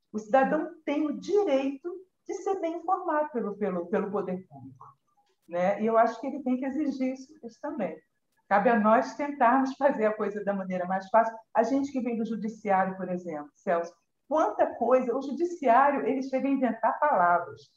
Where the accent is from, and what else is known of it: Brazil